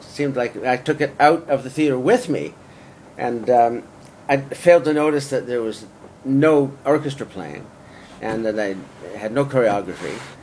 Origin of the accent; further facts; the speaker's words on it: Vancouver, British Columbia, Canada; moved away; also born or lived in Toronto / Los Angeles / London / San Francisco; I'm from Vancouver originally, but I moved to Toronto to be closer to the center of Canadian media